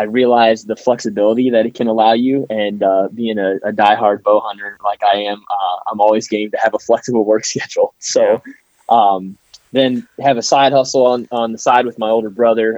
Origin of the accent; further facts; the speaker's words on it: Ontario, Ohio, United States; I live and was born and raised in Ontario, Ohio.